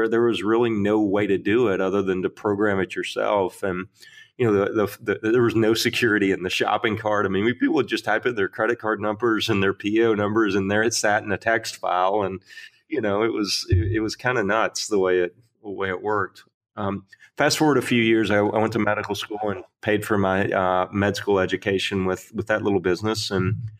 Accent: Arkansas, United States; I grew up in Arkansas in the middle of nowhere

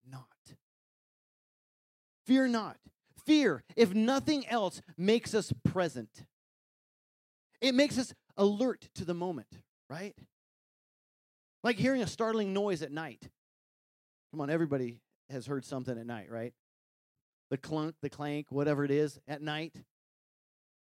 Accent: Wyoming, United States; growing up in Wyoming, you know, we took care of some cattle

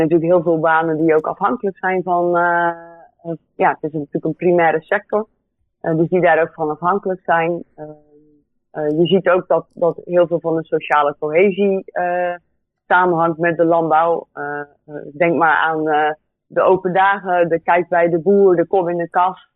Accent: Goeree-Overflakkee, South Holland, Netherlands; also born or lived in Delft; Dus ik kom van uh, Couré Overflakke. Ehm, ben daar geboren en getogen.

